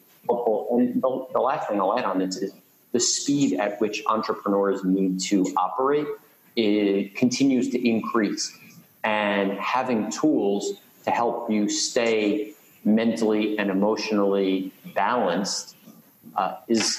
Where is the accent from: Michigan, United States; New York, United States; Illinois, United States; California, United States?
New York, United States; New York City; I grew up in Queens